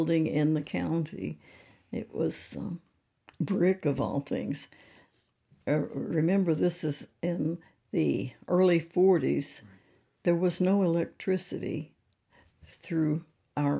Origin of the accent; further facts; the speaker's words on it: Zion, Missouri, United States; also born or lived in St. Louis, Missouri; I live across 67 Highway from where I was born and raised